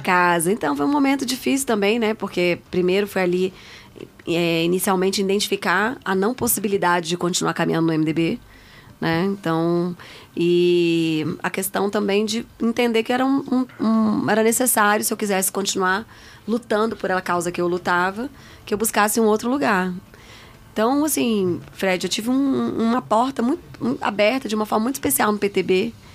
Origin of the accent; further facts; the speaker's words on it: Brasília, Federal District, Brazil; Nasci em Brasília. Sou filha de nordestinos, meus pais